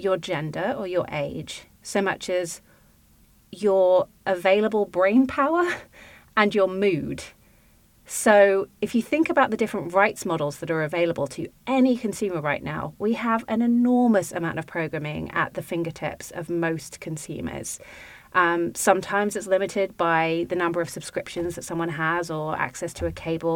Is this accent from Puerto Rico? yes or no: no; United Kingdom; accent: British; now in United States; me to be outnumbered as a British accent person